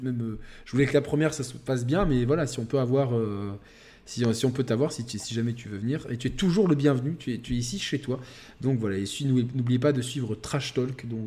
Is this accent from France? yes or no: yes; France; nous déjà en tant que Français